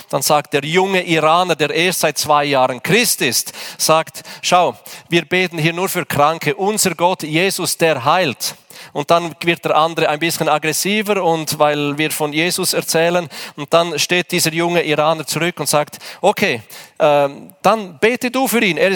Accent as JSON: {"language": "German", "country": "Switzerland", "said": "Da sagen wir, ich bin Schweizer, hier geht alles nach Ordnung."}